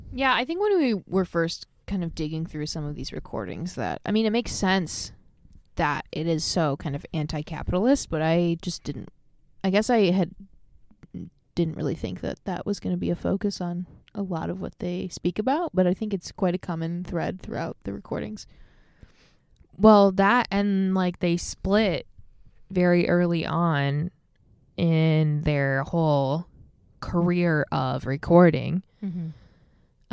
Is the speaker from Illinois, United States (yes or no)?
yes; Illinois, United States; moved away as an adult; now in Seattle, United States; I am a 27 year old transplant in Seattle. I grew up in Illinois